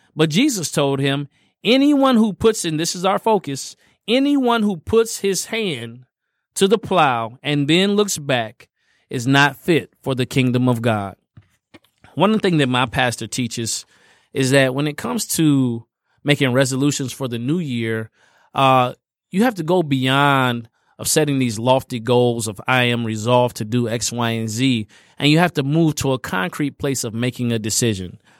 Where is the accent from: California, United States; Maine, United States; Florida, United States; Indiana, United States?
Indiana, United States; I grew up in Indiana